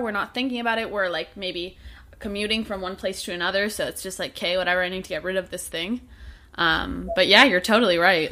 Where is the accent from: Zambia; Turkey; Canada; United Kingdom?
Canada; I'm Canadian myself